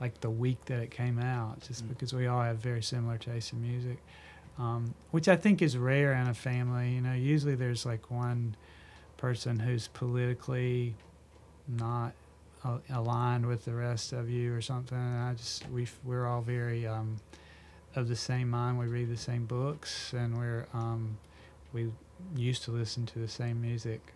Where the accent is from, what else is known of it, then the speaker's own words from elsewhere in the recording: Clinton, North Carolina, United States; I grew up in Clinton, North Carolina